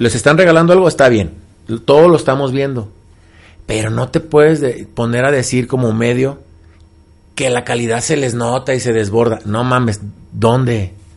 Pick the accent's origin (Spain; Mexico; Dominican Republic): Mexico; nosotros como mexicanos y como luchadores